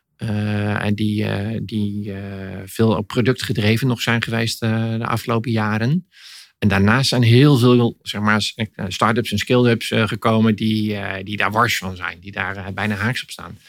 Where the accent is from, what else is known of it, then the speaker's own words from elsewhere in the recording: Netherlands; kunnen we dat als Nederlanders